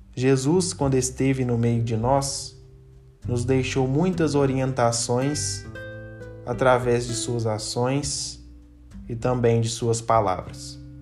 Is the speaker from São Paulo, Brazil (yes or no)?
no; Itaguara, Minas Gerais, Brazil; sou da cidade de Itaguara, paróquia Nossa Senhora das Dores